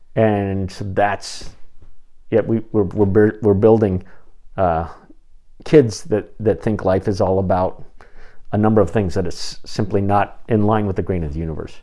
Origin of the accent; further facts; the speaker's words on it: Phoenix, Arizona, United States; the little Covenant church that I grew up in in Phoenix